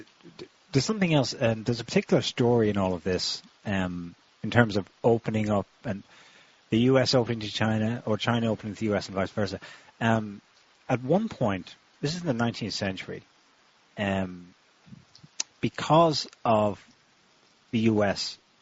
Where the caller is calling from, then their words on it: Occitania, France; We're calling from France.